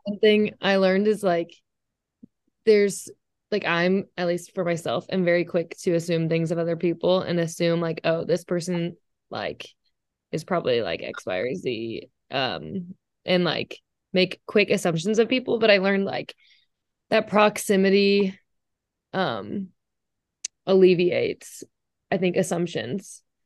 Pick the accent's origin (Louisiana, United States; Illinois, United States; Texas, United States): Texas, United States; Dallas; I'm from Dallas, Texas